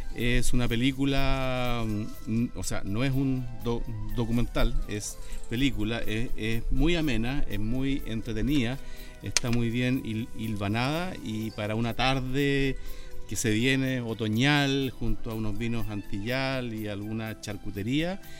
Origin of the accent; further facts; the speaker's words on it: Chile; yo soy de Chile